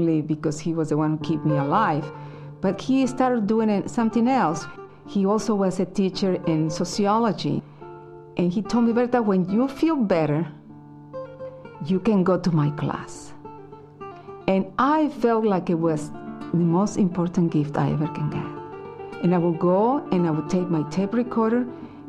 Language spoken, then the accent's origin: English; Mexico; I was born in Mexico, a family of 10